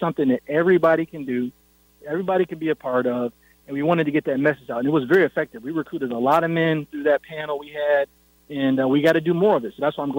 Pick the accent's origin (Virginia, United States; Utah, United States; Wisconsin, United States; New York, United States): New York, United States; Syracuse; born or raised there